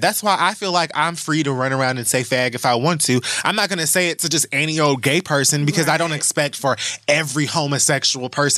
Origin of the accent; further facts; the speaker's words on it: Miami, Florida, United States; I'm also from Miami